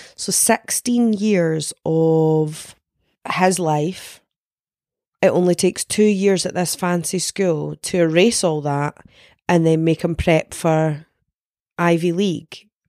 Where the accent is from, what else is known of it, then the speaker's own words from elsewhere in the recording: Denny, Scotland, United Kingdom; I'm from Denny